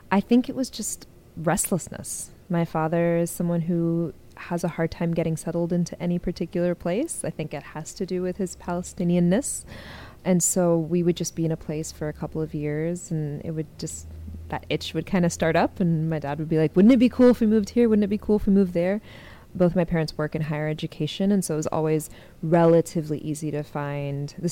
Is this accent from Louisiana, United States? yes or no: no; Carbondale, Illinois, United States; born there; also born or lived in Kuwait / Syria / Oklahoma / Texas; she went and visited her brother in southern Illinois, and so I was born in Carbondale. And then we went back to Kuwait, and then when Saddam invaded, a few years later, we went to Syria for a little bit